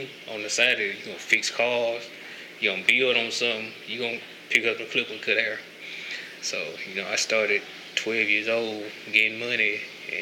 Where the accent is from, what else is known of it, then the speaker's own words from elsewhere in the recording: Canton, Mississippi, United States; also born or lived in Jackson, Mississippi; I grew up in Farm Haven, Mississippi. You know, it's country part of Canton